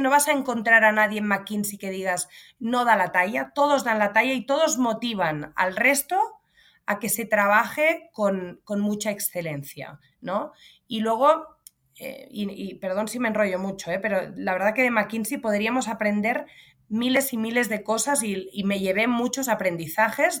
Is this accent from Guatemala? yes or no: no; Pineda de Mar, Catalonia, Spain; yo nací y crecí en un pueblo de playa en el norte de Barcelona, en Pineda de Mar.